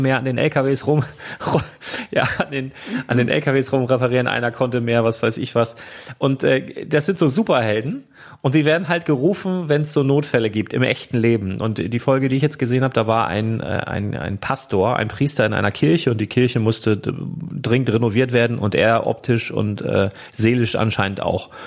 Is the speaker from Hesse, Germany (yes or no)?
no; Lüneburg, Lower Saxony, Germany; hier bei uns in Lüneburg